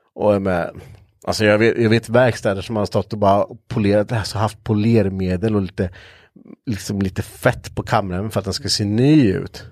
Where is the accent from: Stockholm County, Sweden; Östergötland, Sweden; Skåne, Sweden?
Östergötland, Sweden; accent: östgötska; jag kan inte höra mig att vi har så jävla grov östgötska